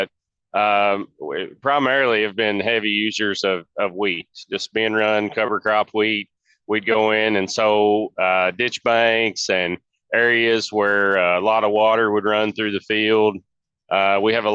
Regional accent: Philpot, Kentucky, United States; I'm from Philpott, Kentucky, right outside Owensboro. And I farm alongside my dad and my grandfather

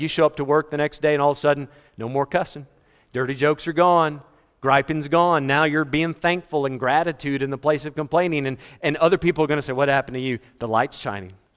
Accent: United States; moved away as an adult; also born or lived in Fort Worth, Texas / Florida / Malawi; growing up in America. I remember losing power twice. In the twenty-six years I was in America, I moved to Africa when I was twenty-six

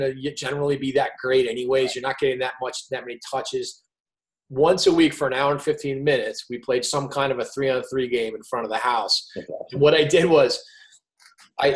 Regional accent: Providence, Rhode Island, United States; I grew up in Providence

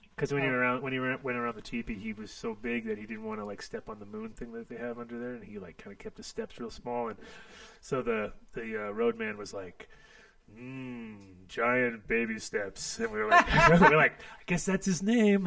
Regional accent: Rhode Island, United States; moved away; I grew up in Rhode Island as a kid

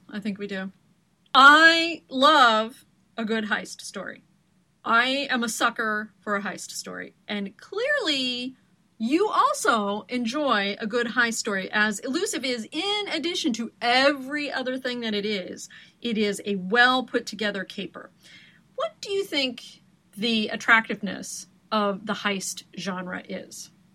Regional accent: Portland, Oregon, United States; moved away; you've come from my homeland of Oregon. I am from Portland and have many deep roots there, including my driver's license still after all these years

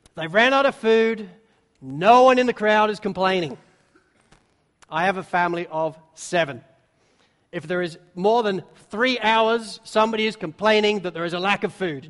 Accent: England, United Kingdom; I'm English

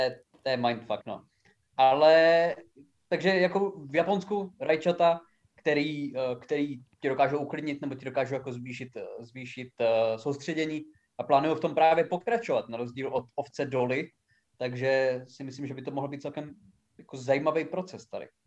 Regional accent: Haná, Olomouc Region, Czechia; u nás doma na Hané

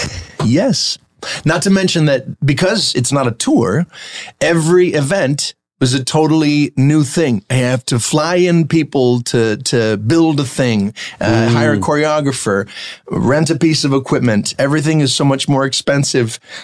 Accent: New Jersey, United States; moved away; also born or lived in New York; I grew up in New Jersey

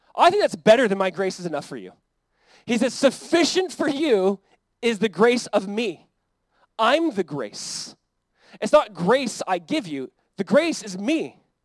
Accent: United States; as like American Christians

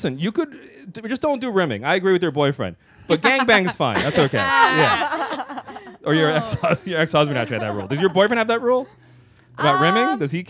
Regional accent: New York City, New York, United States; I grew up in the Bronx

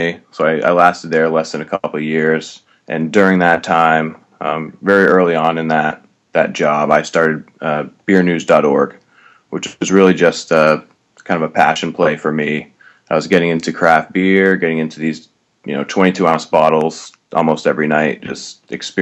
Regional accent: Maine, United States; moved away as an adult; also born or lived in New Hampshire / Boston; I grew up in Maine

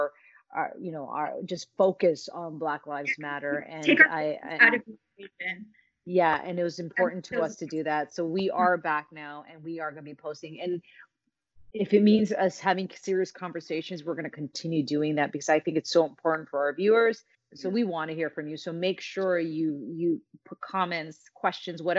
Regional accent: Canada; We're so Canadian

